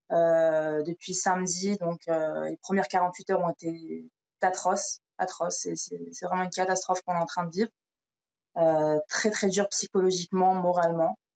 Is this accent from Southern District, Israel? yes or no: yes; Ashdod, Southern District, Israel; Moi, j'ai grandi à Ashdod